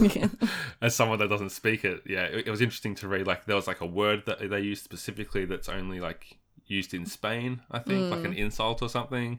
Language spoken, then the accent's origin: English; Australia; which sometimes happens as an Aussie, you're like, come on, what is this?